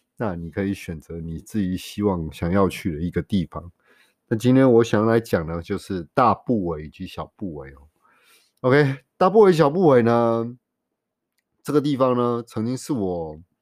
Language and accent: Chinese; Taiwan; 我们台湾人